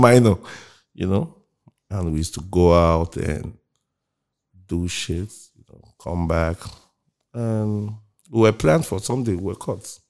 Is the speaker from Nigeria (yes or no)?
yes; Lagos, Nigeria; also born or lived in Okija, Anambra State; Came back to Lagos and, um, I grew up Mushin.